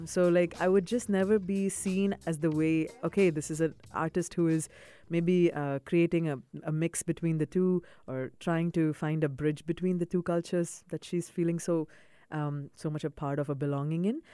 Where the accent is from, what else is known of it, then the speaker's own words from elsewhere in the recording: Dubai, United Arab Emirates; also born or lived in South India / Boston; growing up in the UAE, I grew up in Dubai, I was yeah. born here